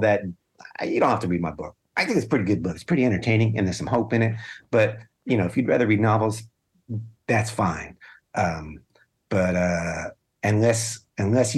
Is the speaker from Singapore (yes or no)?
no; upstate New York, United States; now in Hanover, United States; my hometown. I was connecting to New York, upstate New York, a little blue dot, but a mostly kind of red area.